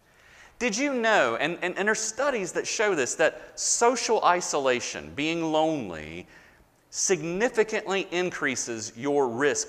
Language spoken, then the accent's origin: English; the South, United States; I was born and raised in the South. I am a Southerner